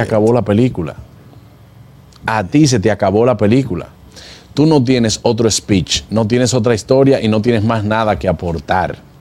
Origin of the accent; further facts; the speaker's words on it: Dominican Republic; como dominicanos